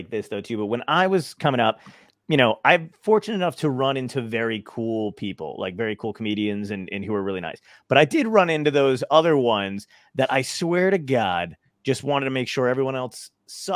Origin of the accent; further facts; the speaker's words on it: Toms River, New Jersey, United States; there was a Knuckleheads in my hometown that I used to MC at when I first started doing stand up in Tom's River, New Jersey.